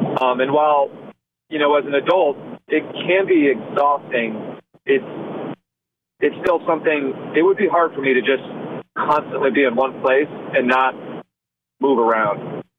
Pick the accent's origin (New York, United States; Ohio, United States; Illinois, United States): Illinois, United States; Rock Island; moved away; also born or lived in Fort Belvoir, Virginia; we kind of lived in two locations. We lived on the Rock Island Arsenal. Rock Island is kind of like an island. It's part of the Quad Cities in northwestern Illinois.